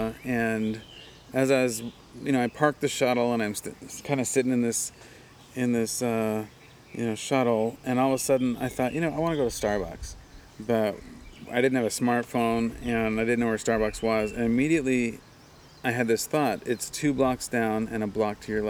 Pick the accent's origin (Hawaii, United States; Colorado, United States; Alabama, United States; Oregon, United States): Hawaii, United States; Kona